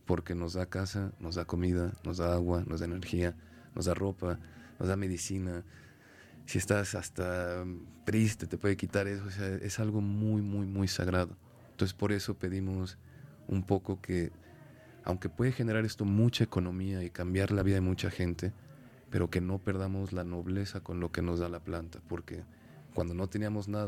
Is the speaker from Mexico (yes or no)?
yes; Mexico; born or raised there